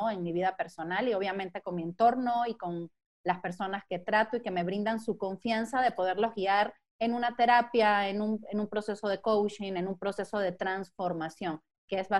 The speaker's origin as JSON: {"language": "Spanish", "country": "Mexico", "tie": "born there", "said": "Eh, soy México, venezolana, italiana, estoy bastante mezclada, sí soy mexicana de nacimiento, aunque no me crean"}